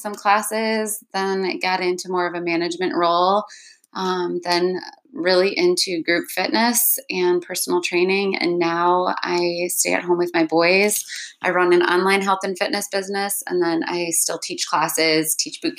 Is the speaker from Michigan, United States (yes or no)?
yes; Alpena, Michigan, United States; also born or lived in Georgia / Mount Pleasant, Michigan; I grew up here in Alpena